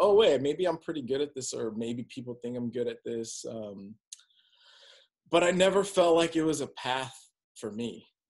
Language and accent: English; Downey, California, United States; I'm from Downey, California.